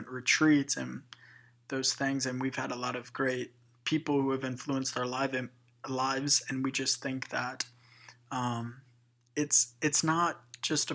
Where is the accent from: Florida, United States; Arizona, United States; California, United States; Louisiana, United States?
Louisiana, United States; we're from Louisiana